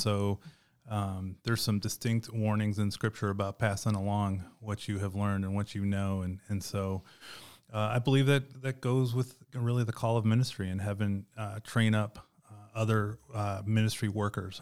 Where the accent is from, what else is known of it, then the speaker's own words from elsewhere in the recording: outside of Chicago, Illinois, United States; moved away as an adult; also born or lived in Arizona / South Carolina; I grew up outside of Chicago